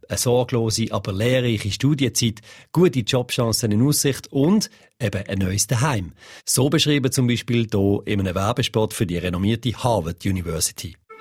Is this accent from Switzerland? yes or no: yes; Switzerland; bei uns in der Schweiz